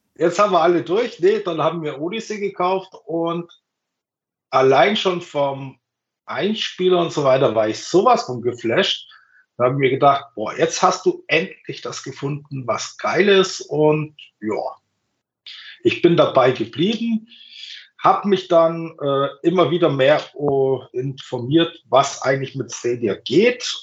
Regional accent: Bavaria, Germany; ich komme aus Bayern

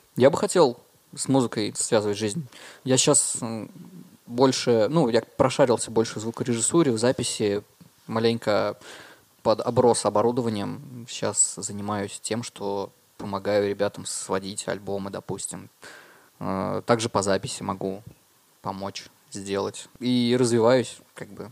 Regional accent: Murmansk, Murmansk Oblast, Russia; moved away as an adult; now in Dimitrovgrad, Russia; я родился в Димитровграде, да, и где-то в 5 э, или в 6 лет переехал, получается, в Мурманск. А, да, учился там в школе, закончил школу, 12 лет там прожил в целом.

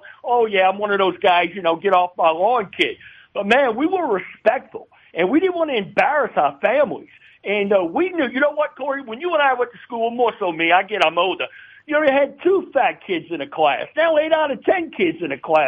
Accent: New Orleans, Louisiana, United States; born or raised there; also born or lived in Baton Rouge

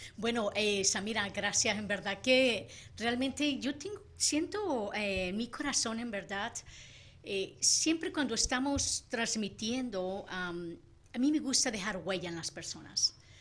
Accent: Sinaloa, Mexico; Soy sinaloense, mexicana

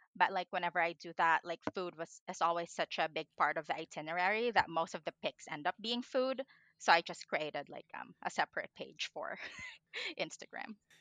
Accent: Philippines; moved away; I grew up in the Philippines

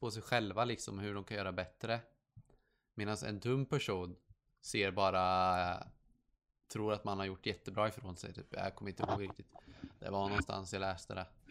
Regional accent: Sweden; jag är skandinavisk fast jag är från Sverige

